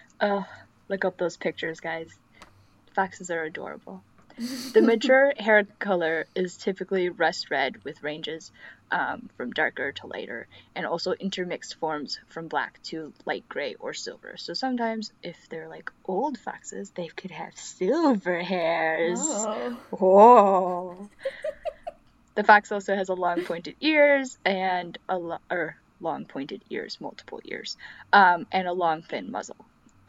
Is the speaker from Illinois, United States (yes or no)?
yes; Illinois, United States; I'm from the Midwest, guys. If you know that. So, Illinoisian. Illinoisian?